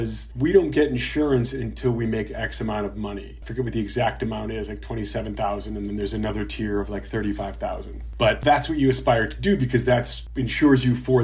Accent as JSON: {"language": "English", "town": "Chicago", "region": "Illinois", "country": "United States", "tie": "born or raised there", "also_born_or_lived": "Milwaukee, Wisconsin", "moved": "yes", "lives_now": "Los Angeles, United States", "said": "I grew up in Chicago, Illinois"}